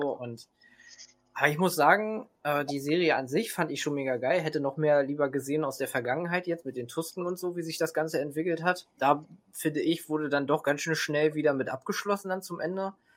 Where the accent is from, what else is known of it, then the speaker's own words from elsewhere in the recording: Hanover Region, Lower Saxony, Germany; ich komme auch aus der Region Hannover